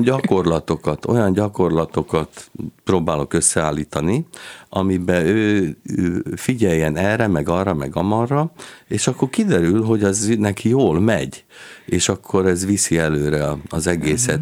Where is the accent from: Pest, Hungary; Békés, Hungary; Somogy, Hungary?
Somogy, Hungary; Kaposvár; moved away as an adult; én pedig már Kaposváron születtem, és ott is nőttem föl 18 éves koromig